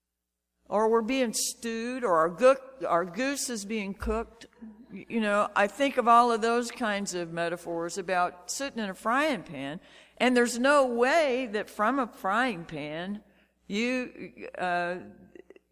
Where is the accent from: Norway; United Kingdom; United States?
United States; Shreveport, Louisiana; as a kid growing up in Shreveport